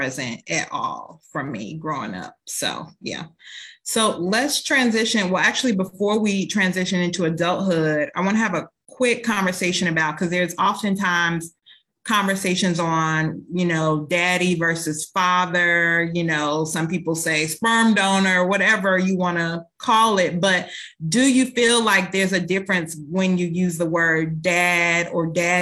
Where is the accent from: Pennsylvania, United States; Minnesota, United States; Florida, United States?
Minnesota, United States; also born or lived in Indiana; when I was seven, we relocated from Indiana to Minnesota.